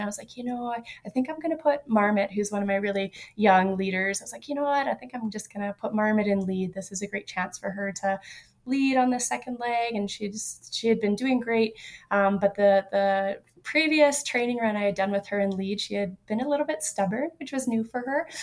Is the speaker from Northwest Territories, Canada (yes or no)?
yes; Yellowknife, Northwest Territories, Canada; also born or lived in Alaska; now in California, United States; I grew up in Yellowknife